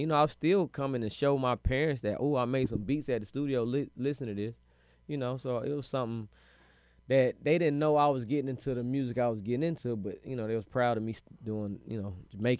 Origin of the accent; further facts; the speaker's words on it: California, United States; also born or lived in Germany; I've been moving all my life. So, but I really say I'm from the Bay, because that's where I spent all my high school years. That's where I got all my game from.